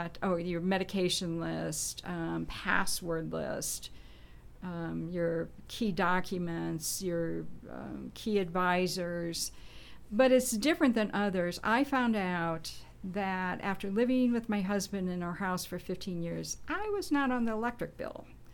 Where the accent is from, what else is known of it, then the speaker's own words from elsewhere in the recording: Nebraska, United States; now in Indiana, United States; And so I'm not from Indiana, so I moved from Nebraska